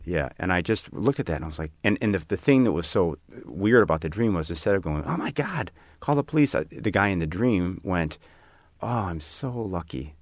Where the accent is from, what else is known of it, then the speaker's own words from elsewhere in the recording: Chicago, Illinois, United States; I grew up in Chicago, didn't know any other writers.